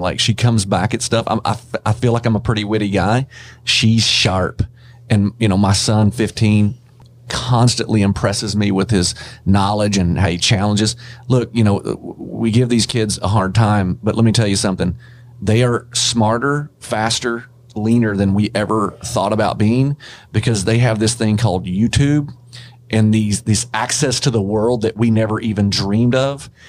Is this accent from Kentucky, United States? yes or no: yes; Kentucky, United States; I'm from Kentucky